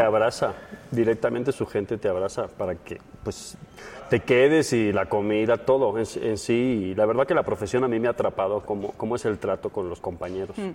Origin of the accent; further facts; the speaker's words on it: Mallorca, Balearic Islands, Spain; moved away as an adult; also born or lived in Madrid; now in Mexico City, Mexico; yo soy de Mallorca, España